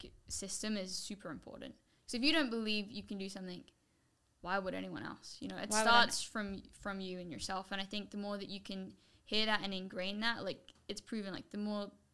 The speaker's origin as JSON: {"language": "English", "region": "England", "country": "United Kingdom", "moved": "yes", "said": "going back home to England"}